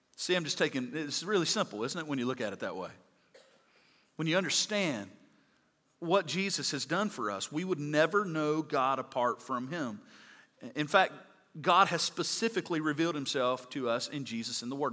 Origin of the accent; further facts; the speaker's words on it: Mississippi, United States; I'm from Mississippi